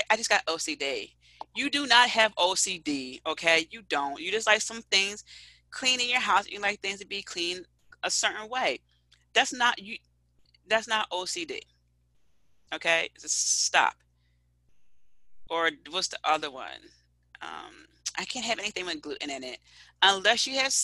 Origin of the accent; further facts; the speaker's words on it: Philadelphia, Pennsylvania, United States; I'm already from Philadelphia.